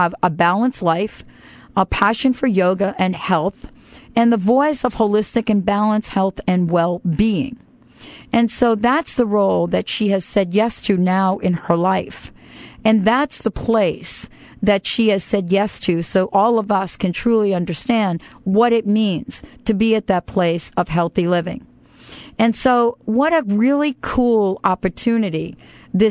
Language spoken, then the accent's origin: English; New Jersey, United States; also born or lived in New York / Bronx, New York; born in New York, grew up in New Jersey.